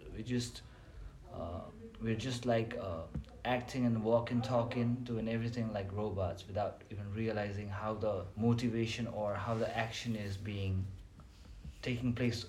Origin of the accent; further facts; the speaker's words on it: Nepal; moved away as an adult; now in China; I'm from Nepal